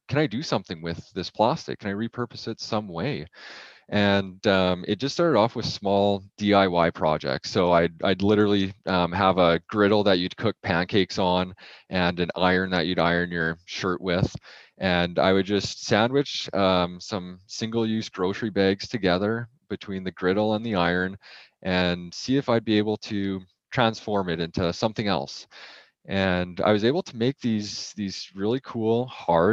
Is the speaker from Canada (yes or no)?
yes; Edmonton, Alberta, Canada; So I grew up in Edmonton, Alberta